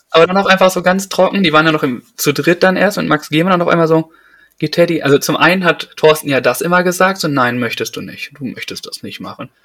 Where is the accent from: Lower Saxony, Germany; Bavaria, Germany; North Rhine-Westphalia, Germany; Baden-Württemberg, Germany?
North Rhine-Westphalia, Germany; Detmold; bei uns in Detmold